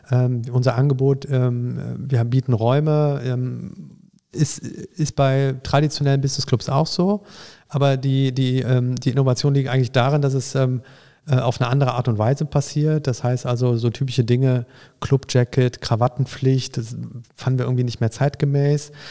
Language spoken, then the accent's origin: German; Düsseldorf, North Rhine-Westphalia, Germany; sodass ähm, ich als Düsseldorfer, wenn ich nach Frankfurt komme, sofort Anschluss finde